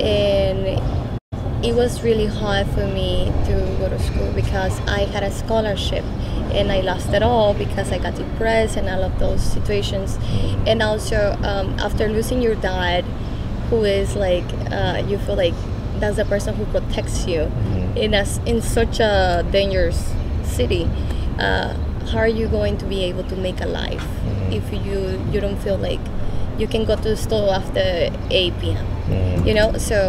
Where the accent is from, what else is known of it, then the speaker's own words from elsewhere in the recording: Navolato, Sinaloa, Mexico; I'm from Navolato, Sinaloa.